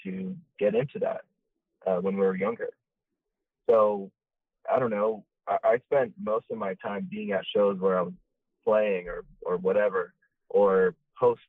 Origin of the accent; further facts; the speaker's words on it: South Orange County, California, United States; we grew up in South County